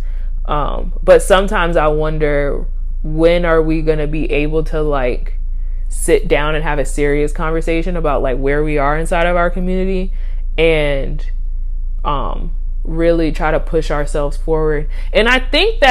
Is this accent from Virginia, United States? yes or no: yes; Virginia, United States; I'm from the South. Well, depending on who you talk to, I'm from Virginia